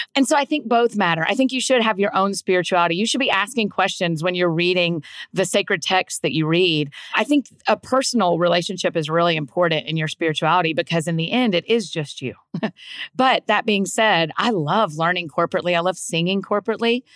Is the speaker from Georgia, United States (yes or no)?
yes; Georgia, United States; moved away as an adult; now in Nashville, United States; Grew up in Georgia. I'd like to say that I was born and raised in Georgia